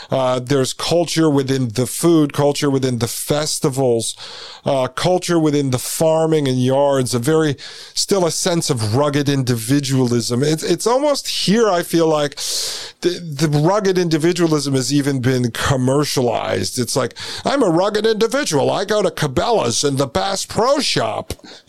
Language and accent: English; United States; as an American